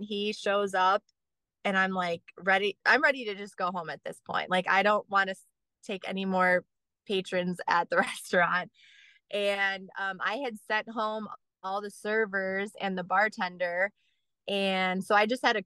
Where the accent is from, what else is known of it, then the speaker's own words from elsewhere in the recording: Gurnee, Illinois, United States; I grew up in Gurnee, so Warren High School was my high school.